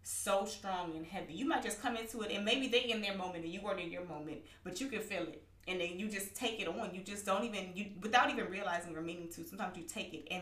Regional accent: Southern California, United States; us all growing up in Southern California

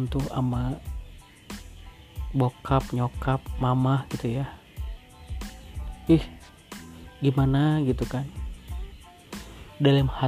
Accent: Bekasi, West Java, Indonesia; Aku tuh lahir di Bekasi 20, 29 September Ingat banget tuh Kecil Di rumah kontrakan Kalau pulang paling ke Bandung pakai bis Bis yang merah lah Dari Bekasi ke Bandung

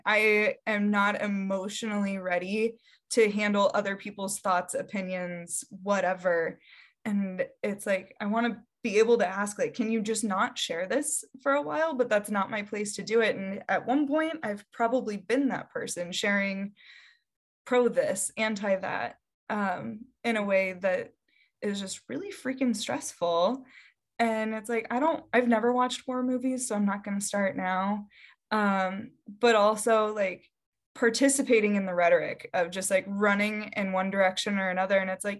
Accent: Midwest, United States; You know, I'm from the Midwest, and so you'll see like, I love my linemen or whatever.

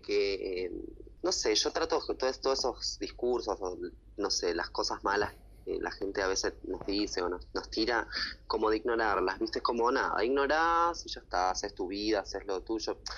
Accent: Tucumán, Argentina; moved away as an adult; now in Buenos Aires, Argentina; mis raíces que son de Tucumán, que es la gente que me apoya, que está siempre y es de donde yo soy

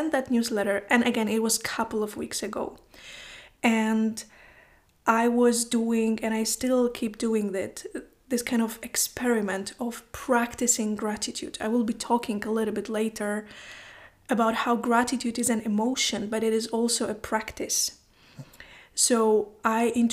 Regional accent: Poland; English is a second language; now in Iceland; I live in Iceland, I am from Poland

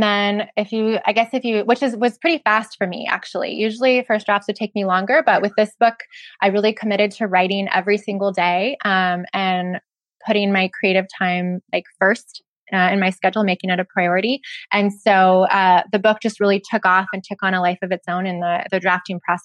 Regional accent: Ventura, California, United States; my hometown of Ventura

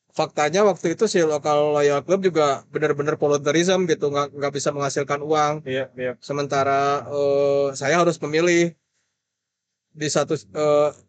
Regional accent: Depok, West Java, Indonesia; now in Bandung, Indonesia; aku kan orang Depok kan terus kayak kesini kayak udahlah di sini aja kayaknya udah nyaman gitu

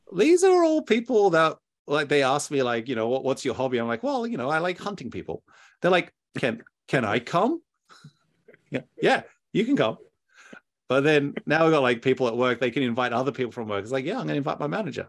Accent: Australia; I'm, I'm Australian

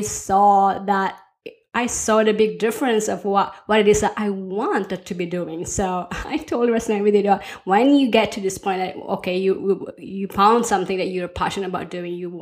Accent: Philippines; moved away; also born or lived in United States / Norway; I grew up in the Philippines and then moved to the US, and then I married a Norwegian. And so we've been living both in Norway and the US

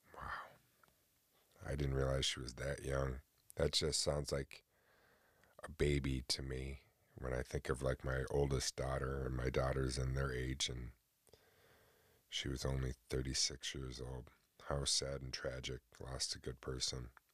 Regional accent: upstate New York, United States; I live in New York, born and raised in New York

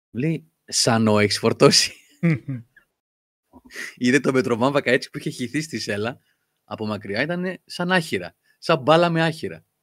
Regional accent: Crete, Greece; Είμαι από την Κρήτη και εγώ είχα γαϊδουράκι

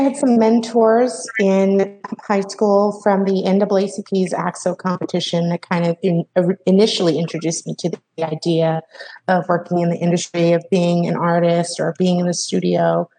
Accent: Salt Lake City, Utah, United States; born there; now in Los Angeles, United States; Well, so I was born in Salt Lake City, Utah, and now I'm in Los Angeles, California, and I moved all over the West Coast. I moved a lot as a child.

